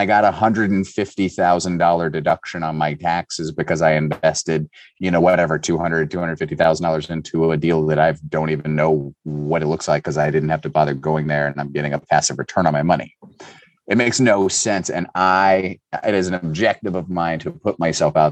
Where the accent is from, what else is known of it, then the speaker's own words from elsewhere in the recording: Cincinnati, Ohio, United States; I'm from Cincinnati